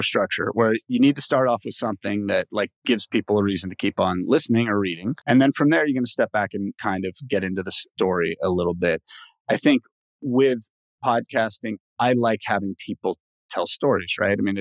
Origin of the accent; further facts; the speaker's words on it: Los Angeles, California, United States; first language English; also born or lived in Mexico; I've lived in LA pretty much my whole life